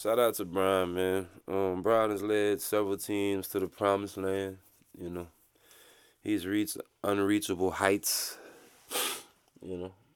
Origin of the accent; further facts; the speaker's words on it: Louisiana, United States; I'm from Louisiana